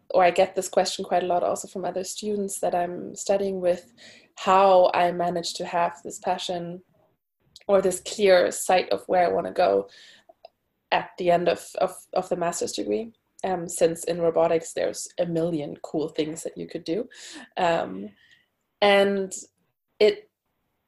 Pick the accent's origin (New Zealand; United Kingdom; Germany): Germany; Berlin; English is a second language; moved away as an adult; also born or lived in Portugal; now in Stockholm, Sweden; I'm originally from Berlin. That's where I went to school and studied in my bachelor degree